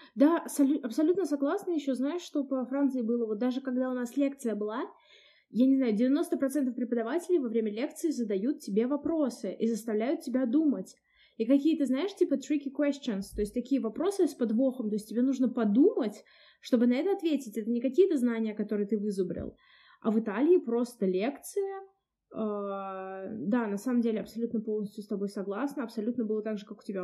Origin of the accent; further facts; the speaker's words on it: Samara, Samara Oblast, Russia; из Самары